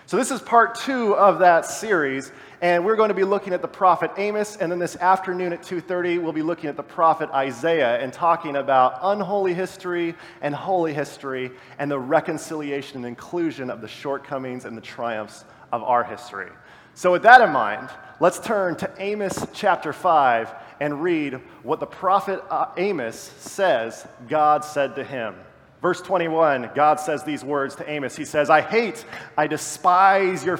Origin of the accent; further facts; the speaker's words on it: about an hour east of Los Angeles, Southern California, United States; I come from Southern California, about an hour east of Los Angeles